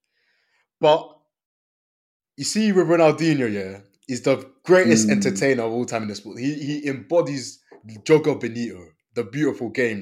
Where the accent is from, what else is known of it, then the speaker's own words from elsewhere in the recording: Côte d’Ivoire; moved away; also born or lived in London; I'm from the Ivory Coast